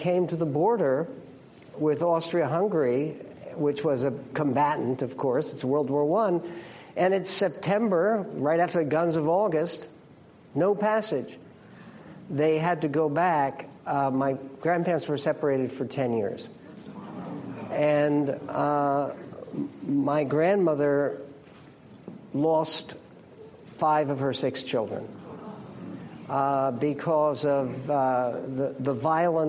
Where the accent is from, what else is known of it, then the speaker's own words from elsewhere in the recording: Philadelphia, Pennsylvania, United States; I was born in Philadelphia